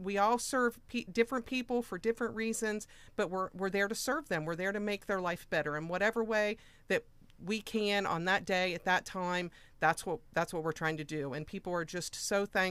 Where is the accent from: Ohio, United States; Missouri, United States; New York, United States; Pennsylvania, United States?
Ohio, United States; Moxahala; I am from Moxahela